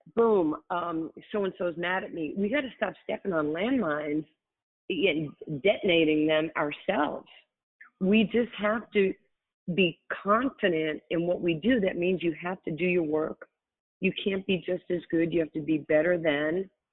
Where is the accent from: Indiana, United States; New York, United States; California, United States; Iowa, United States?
New York, United States; I'm from New York